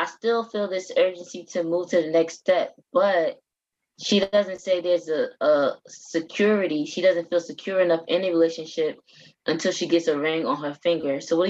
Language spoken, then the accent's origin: English; the South, United States; I'm from the South. So if you're not married by your mid-20s, what are you doing with your life?